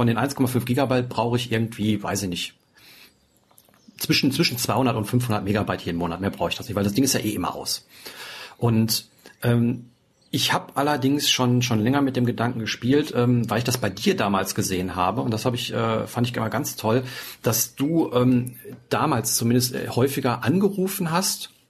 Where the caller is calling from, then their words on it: Kiel, Schleswig-Holstein, Germany; Ja, hallo … ich komme aus Kiel, ich habe gerade mal euren Podcast gehört